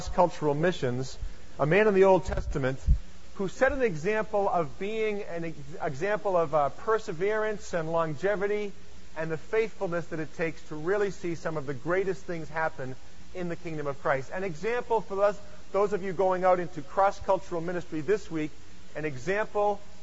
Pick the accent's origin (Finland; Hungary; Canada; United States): United States; Lexington, Massachusetts; I come from Lexington, Massachusetts, and I live about 7 miles from where I grew up, so I am a native New Englander